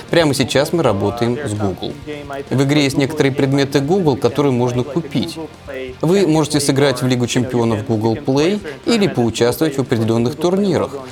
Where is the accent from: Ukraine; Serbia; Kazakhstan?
Serbia; Я из Сербии.